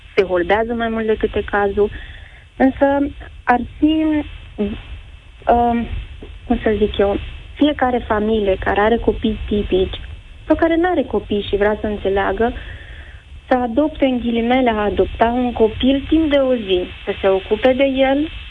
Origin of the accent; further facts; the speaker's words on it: Iași, Iași County, Romania; moved away as an adult; now in Sibiu, Romania; am plecat din orașul natal, din Iași, am venit în Sibiu